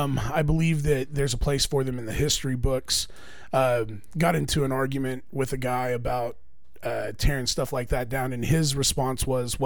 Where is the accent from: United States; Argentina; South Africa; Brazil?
United States; Oklahoma; I grew up a Braves fan. I thought that I was Native American growing up in Oklahoma. Turns out I'm not.